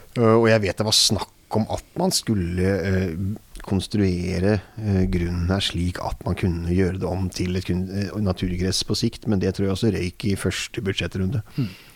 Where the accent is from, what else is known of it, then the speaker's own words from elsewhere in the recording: Oslo, Norway; Og det er jo der jeg kommer fra